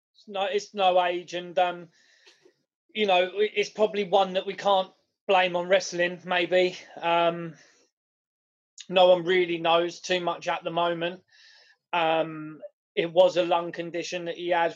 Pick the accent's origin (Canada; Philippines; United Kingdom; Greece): United Kingdom; we're British